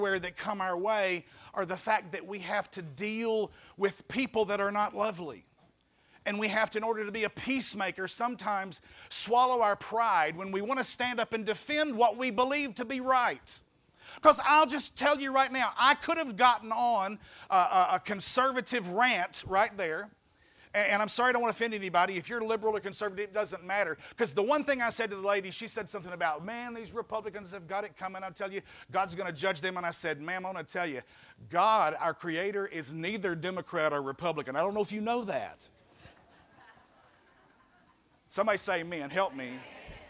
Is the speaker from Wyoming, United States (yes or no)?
no; Marion, Arkansas, United States